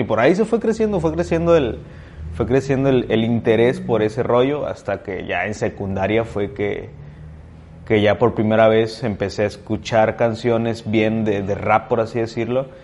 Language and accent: Spanish; Ciudad Valles, San Luis Potosí, Mexico; moved away as an adult; also born or lived in Veracruz / Guadalajara; Yo nací y crecí aquí en Valles